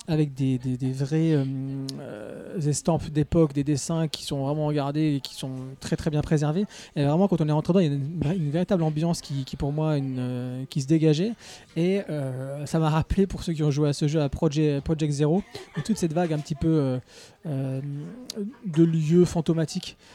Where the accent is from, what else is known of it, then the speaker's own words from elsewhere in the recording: France; On est de France.